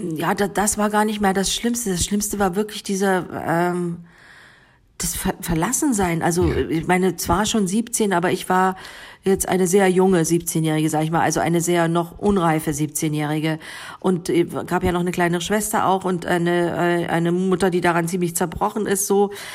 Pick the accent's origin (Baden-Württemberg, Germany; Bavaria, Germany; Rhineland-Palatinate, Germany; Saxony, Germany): Saxony, Germany; Bautzen; first language Sorbian; German is a second language; moved away as an adult; also born or lived in Berlin / Northern Germany; eine Heimatgefühle sind dann eher unten im, in, in Sachsen, in Bautzen, ja. wo, ich, wo ich herkomme